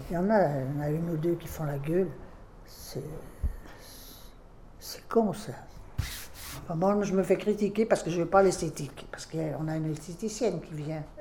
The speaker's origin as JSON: {"language": "French", "town": "Lyon", "region": "Auvergne-Rhône-Alpes", "country": "France", "tie": "born there", "said": "Je suis né à Lyon, et quand on s'est marié, ben, on a d'abord été à axe parce qu'il ne trouvait pas de boulot"}